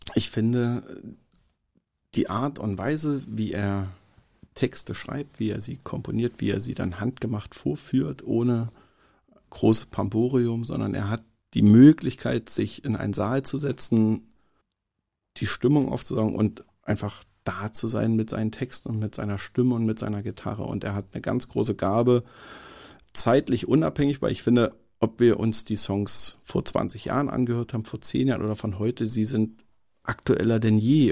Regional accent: Berlin, Germany; Als Berliner

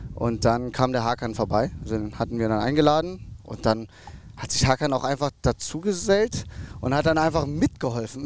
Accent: North Rhine-Westphalia, Germany; ich bin aufgewachsen in NRW

